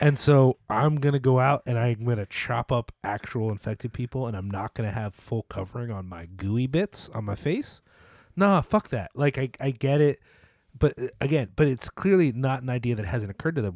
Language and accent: English; United States; as an American viewer